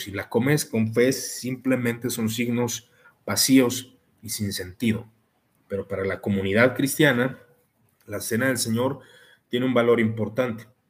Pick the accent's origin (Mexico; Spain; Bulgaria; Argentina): Mexico; Como mexicano